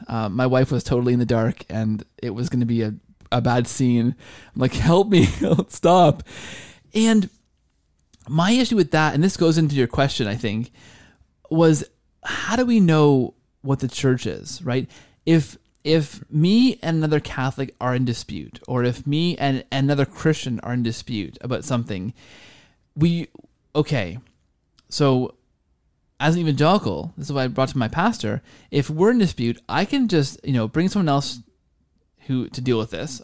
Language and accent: English; Canada; as a Canadian